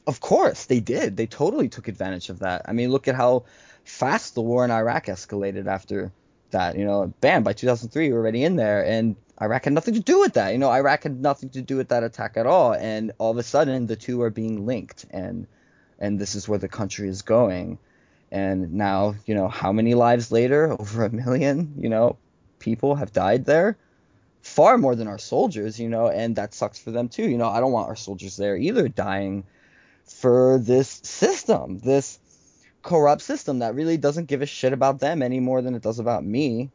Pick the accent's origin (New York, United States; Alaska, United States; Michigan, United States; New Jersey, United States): New Jersey, United States; Elizabeth; born or raised there